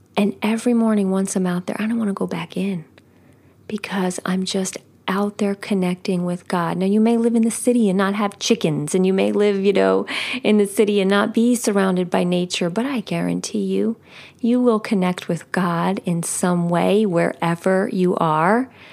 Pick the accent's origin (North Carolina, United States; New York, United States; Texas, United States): New York, United States; outside of New York City, United States; moved away as an adult; I grew up outside of New York City.